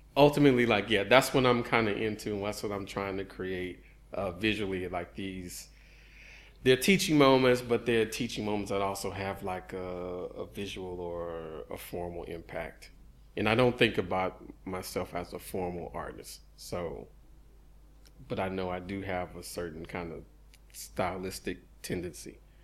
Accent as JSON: {"language": "English", "town": "Houston", "region": "Texas", "country": "United States", "tie": "born or raised there", "said": "growing up in Houston, since high school"}